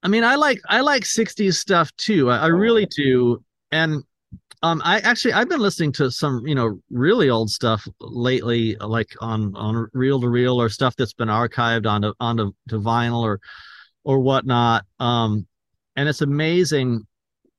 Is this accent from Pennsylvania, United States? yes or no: no; Escondido, California, United States; my hometown here in Escondido